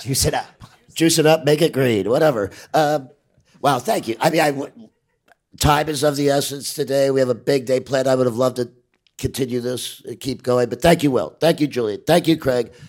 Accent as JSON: {"language": "English", "country": "Ireland", "said": "I'm an Irish"}